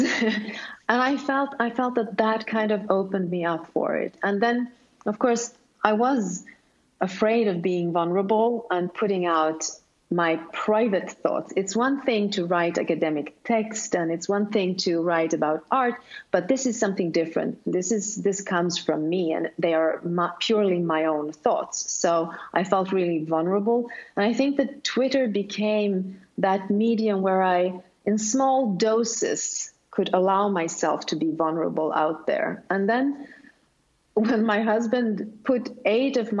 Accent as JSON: {"language": "English", "country": "Sweden", "first_language": "Swedish", "second_language": "English", "said": "since I am from Sweden, then Swedish is my first language"}